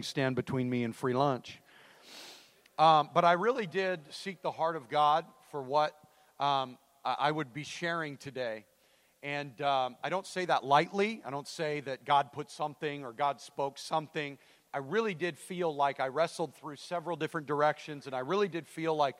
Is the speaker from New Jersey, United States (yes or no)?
no; Idaho, United States; I'm from Idaho.